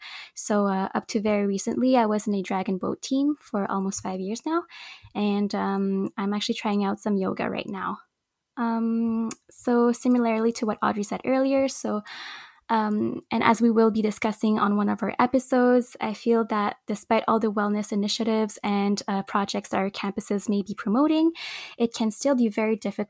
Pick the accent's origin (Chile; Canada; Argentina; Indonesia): Canada; Montreal, Quebec; I was born and raised in Montreal.